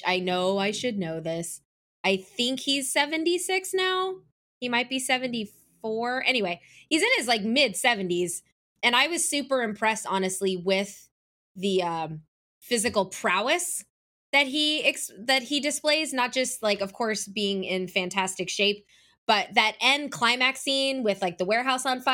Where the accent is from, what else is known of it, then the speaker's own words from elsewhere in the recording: Atlanta, Georgia, United States; my hometown of Atlanta